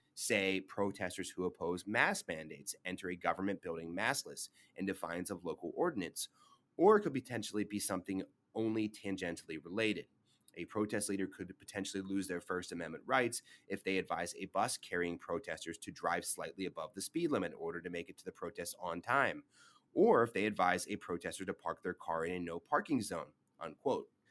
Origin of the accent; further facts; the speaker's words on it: Pittsburgh, Pennsylvania, United States; my hometown of Pittsburgh